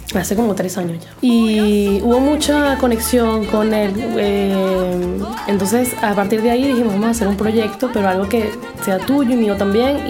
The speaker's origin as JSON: {"language": "Spanish", "country": "Venezuela", "also_born_or_lived": "Lyon, France", "moved": "as an adult", "lives_now": "France", "said": "cuando yo me fui de Venezuela"}